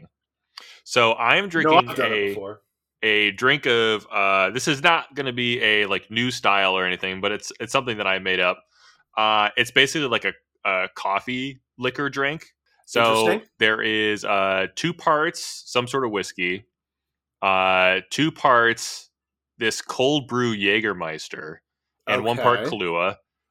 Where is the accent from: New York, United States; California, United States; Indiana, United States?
New York, United States; Rochester; born or raised there